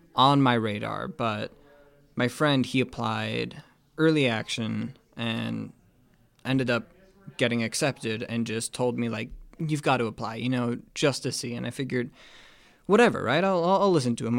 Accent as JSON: {"language": "English", "town": "Anchorage", "region": "Alaska", "country": "United States", "said": "I'm a first year and I'm from Anchorage, Alaska."}